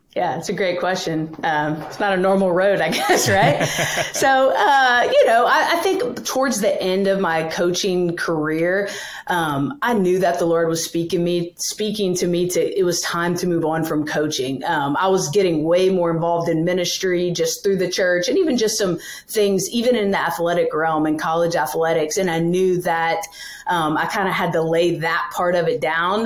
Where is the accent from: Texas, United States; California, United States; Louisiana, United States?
Louisiana, United States; now in New York City, United States; I'm from Louisiana originally, uh, born and raised there, grew up, went to school, did the whole thing